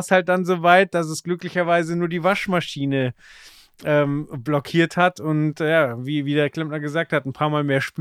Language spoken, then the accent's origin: German; Dachau, Bavaria, Germany; born there; Und mein Vater hat einen Job in München bekommen und ich bin dann in Dachau geboren worden.